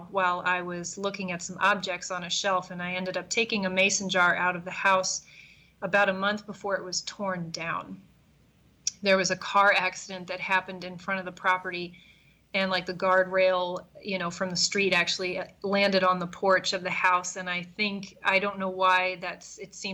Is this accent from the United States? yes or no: yes; East Coast, United States; now in Chicago, United States; I'm fully indoctrinated into the Midwest now, even though I grew up on the East Coast.